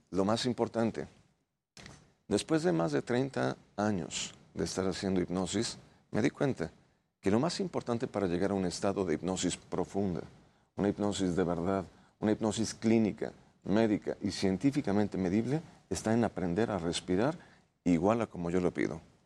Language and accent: Spanish; Mexico; also born or lived in Santiago, Chile; Inmigrado mexicano